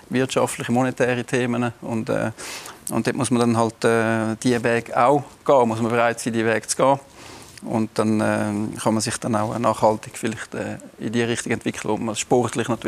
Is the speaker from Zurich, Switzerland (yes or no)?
yes; Winterthur, Zurich, Switzerland; wir sind Winterthur und wir sind Winterthurer und, äh, und das ist unsere Kultur und das gehört zu uns.